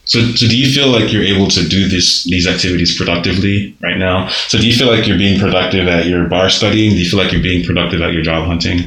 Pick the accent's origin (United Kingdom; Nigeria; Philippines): Nigeria; now in United States; growing up in Nigeria